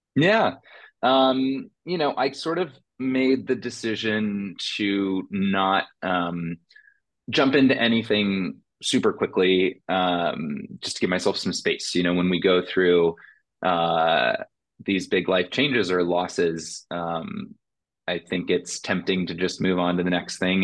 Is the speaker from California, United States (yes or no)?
no; Indiana, United States; woman of color in my hometown in Indiana